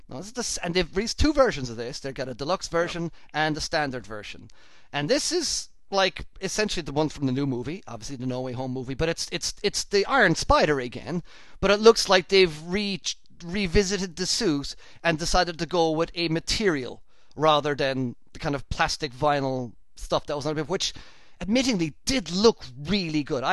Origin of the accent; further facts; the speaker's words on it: Ireland; now in United Kingdom; I'm Irish. I live in the UK.